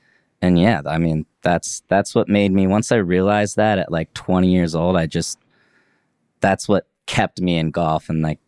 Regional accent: Leavenworth, Kansas, United States; That's what everybody my age did in my town I grew up in Leavenworth, Kansas, you know?

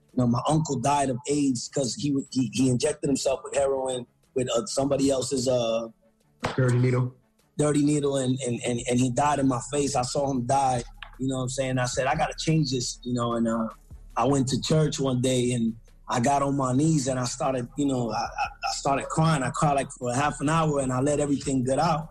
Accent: Lawrence, Massachusetts, United States; first language English; moved away; I was born in Lawrence, Massachusetts

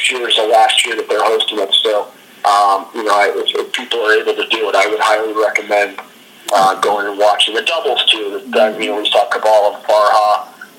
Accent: Lake Forest, Illinois, United States; now in Denver, United States; I'm from Lake Forest, Illinois, which is another suburb of Chicago

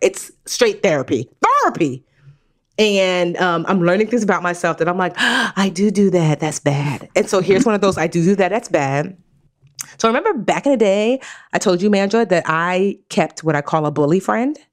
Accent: Nigeria; I'm Nigerian

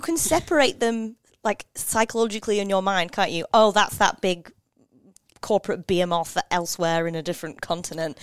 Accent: Yorkshire and the Humber, United Kingdom; now in Australia; I'm from Yorkshire. Uh, we are parochial people.

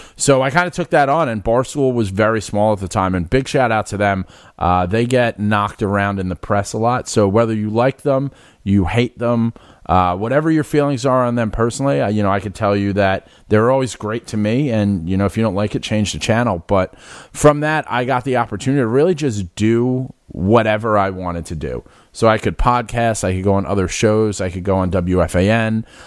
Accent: New York City, New York, United States; also born or lived in Philadelphia; I'm born and raised in the Bronx on City Island.

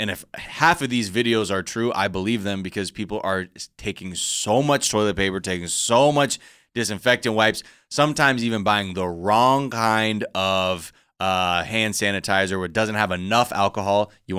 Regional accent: California, United States; because we're from Southern California

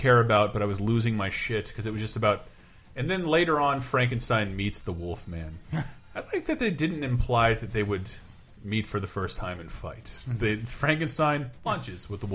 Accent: Tallahassee, Florida, United States; my hometown. Right. Of Tallahassee, Florida.

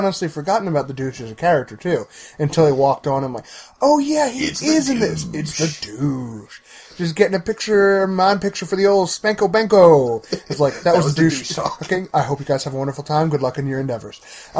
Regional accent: New Jersey, United States; from Jersey.

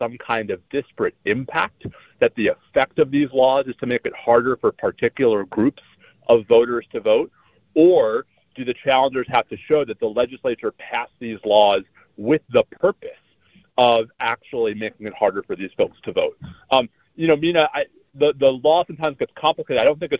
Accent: Texas, United States; my home state of Texas

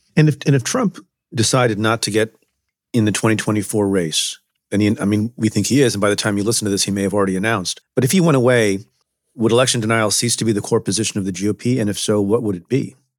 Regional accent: Buffalo, New York, United States; also born or lived in Ferozepur, Punjab, India / United Kingdom; I was born in India, came to the United States very young, uh, when my father brought my mom and me to Buffalo, New York, via the U K

